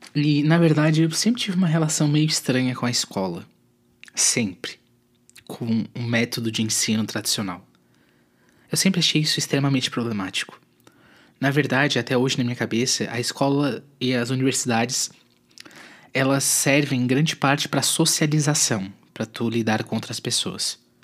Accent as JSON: {"language": "Portuguese", "town": "Tubarão", "region": "Santa Catarina", "country": "Brazil", "tie": "born or raised there", "also_born_or_lived": "Florianópolis / São José / Curitiba", "said": "Eu sou de Tubarão, cidade no sul de Santa Catarina, sou natural daqui."}